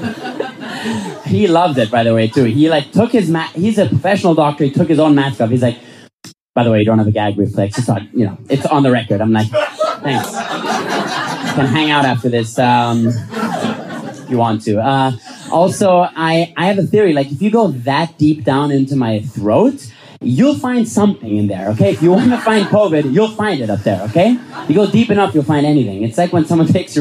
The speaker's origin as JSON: {"language": "English", "region": "Vienna", "country": "Austria", "said": "I'm from Vienna"}